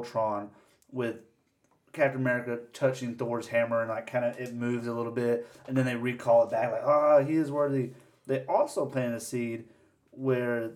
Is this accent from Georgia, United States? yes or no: yes; Georgia, United States; my home state